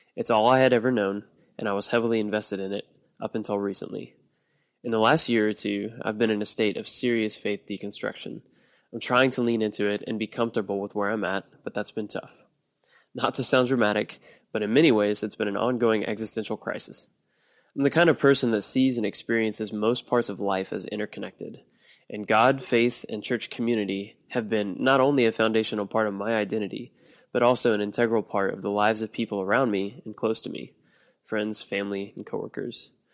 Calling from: Austin, Texas, United States; I'm calling from Austin, Texas.

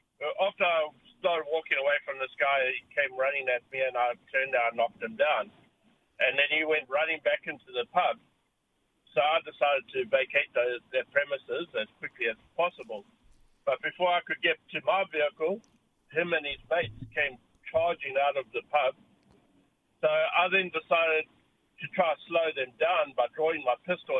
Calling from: Auckland, New Zealand; I'm a truck driver. I'm on the road all over the place, all over Auckland.

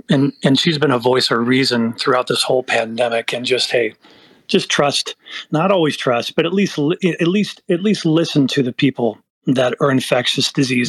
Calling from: Forest Hill, California, United States; Northern California, Forest Hill area.

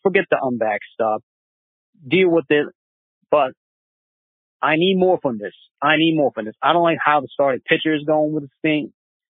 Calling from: New York City, New York, United States; from Elmhurst calling.

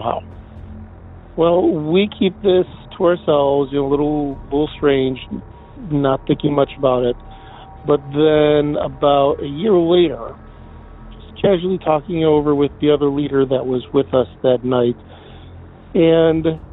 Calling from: Depew, New York, United States; I'm calling from Depew, New York, just out of Buffalo

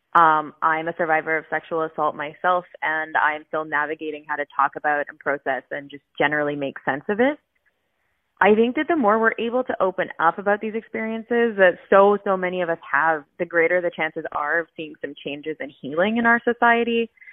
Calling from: Vancouver, British Columbia, Canada; I'm calling in from East Vancouver

